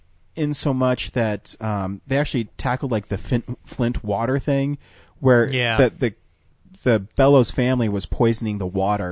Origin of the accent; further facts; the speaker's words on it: Canada; I'm from Canada.